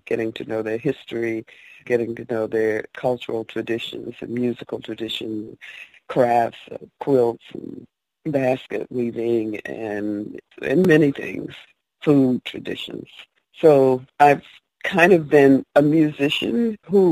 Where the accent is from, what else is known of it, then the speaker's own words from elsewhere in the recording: Odessa, Georgia, United States; also born or lived in Augusta, Georgia; I grew up in Odessa, Georgia